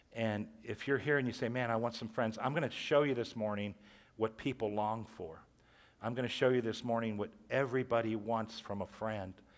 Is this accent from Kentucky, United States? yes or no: no; Warren, Ohio, United States; I, I grew up in Catholic school. I went through John F. Kennedy here in Warren, freshman, sophomore, junior year.